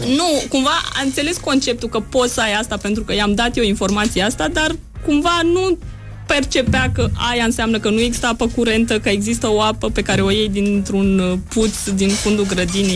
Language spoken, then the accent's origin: Romanian; Romania; now in Geneva, Switzerland; sunt din România